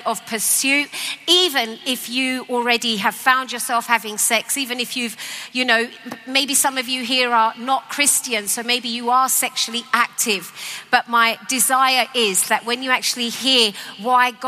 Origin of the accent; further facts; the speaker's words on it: London, United Kingdom; I grew up in East London